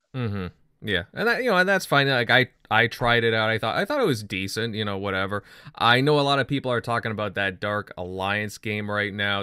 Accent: Canada; as a Canadian

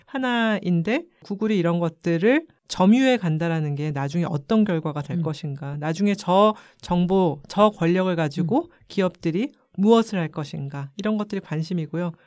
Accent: Bakseokgogae, Seoul, South Korea; 어렸을 때 우리 집이 박석고개라는 동네에 있었거든요

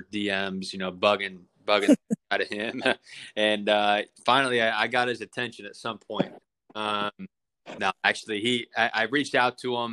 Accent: Morgantown, West Virginia, United States; moved away as an adult; now in Latrobe, United States; I grew up in Morgantown.

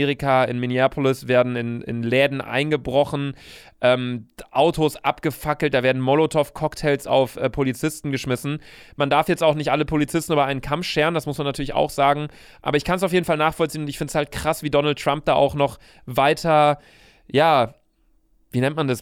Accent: Germany; meine Vorfahren waren Deutsche, ich bin Deutscher

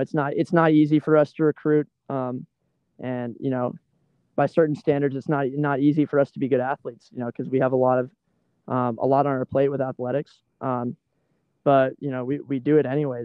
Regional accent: Athens, Georgia, United States; moved away as an adult; I'm from Athens, Georgia, and, you know, in high school, I trained in some really tough weather

